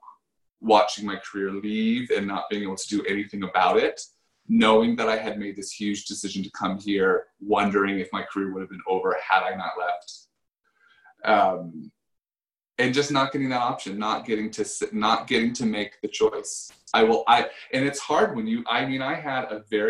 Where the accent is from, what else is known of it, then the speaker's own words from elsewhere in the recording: United States; moved away as an adult; also born or lived in Paris, France / Los Angeles; me being an American